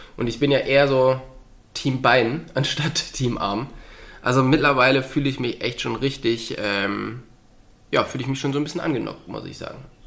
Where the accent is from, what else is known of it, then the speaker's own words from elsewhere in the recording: Lichtenfels, Bavaria, Germany; bei uns in Lichtenfels, was ja nicht so weit von Bamberg weg ist